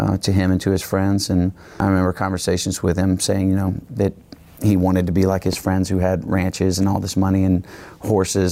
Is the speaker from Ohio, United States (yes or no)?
no; Houston, Texas, United States; I was born and raised in Houston, Texas.